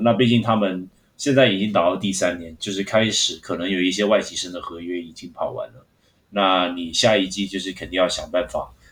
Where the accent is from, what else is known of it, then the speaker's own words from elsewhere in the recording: Hong Kong; moved away; 我作为香港人